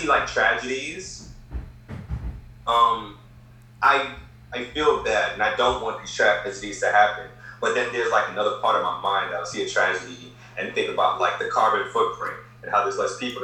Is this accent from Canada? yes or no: no; Kingston, Jamaica; I was born in Jamaica. I was born in like the ghetto of like Kingston, like a terrible part of Kingston. So I was really bad growing up